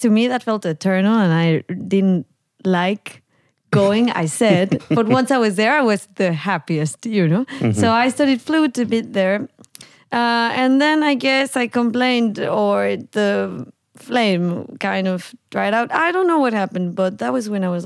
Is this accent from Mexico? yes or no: yes; Veracruz, Mexico; moved away as an adult; now in Amsterdam, Netherlands; I was born and raised in Mexico, in the province of Veracruz, in a little rural area called Rancho Viejo or Tlanelhuayocan.